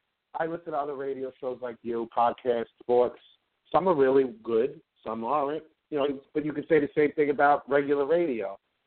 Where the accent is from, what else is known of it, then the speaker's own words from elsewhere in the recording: New York, United States; I key on some New York teams because I'm from New York